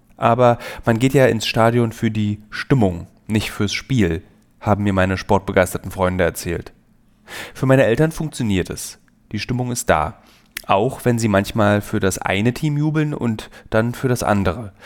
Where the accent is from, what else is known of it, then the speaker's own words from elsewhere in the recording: Berlin, Germany; als Berliner Teenager